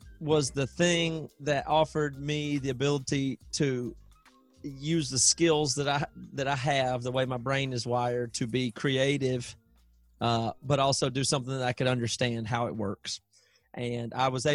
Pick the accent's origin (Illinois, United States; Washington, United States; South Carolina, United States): South Carolina, United States; moved away as an adult; also born or lived in Seattle; growing up in South Carolina